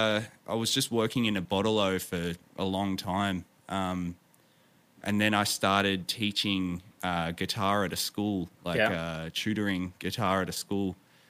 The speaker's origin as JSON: {"language": "English", "region": "Victoria", "country": "Australia", "tie": "born or raised there", "said": "I grew up in the town that I'm in now. So this is about an hour and a half drive southeast of Melbourne."}